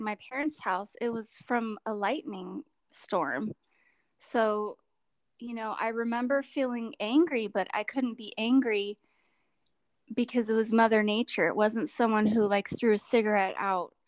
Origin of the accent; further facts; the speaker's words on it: California, United States; a wildfire that came through my hometown and destroyed lots and lots of homes, including my parents' home